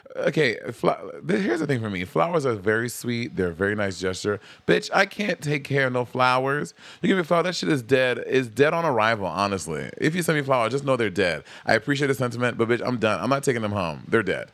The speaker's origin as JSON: {"language": "English", "town": "New York City", "region": "New York", "country": "United States", "said": "I'm from Brooklyn"}